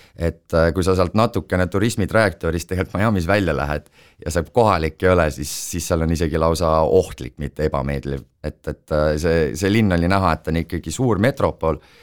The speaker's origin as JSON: {"language": "Estonian", "country": "Estonia", "said": "ma olen Eestist"}